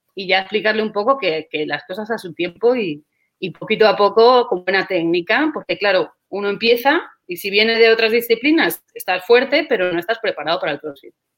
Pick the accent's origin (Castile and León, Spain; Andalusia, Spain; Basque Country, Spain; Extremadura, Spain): Castile and León, Spain; Segovia; moved away as an adult; now in Qatar; yo soy originalmente, yo soy de España, yo soy de, Segovia, de una ciudad cerquita de Madrid, pero ahora mismo me encuentro en Qatar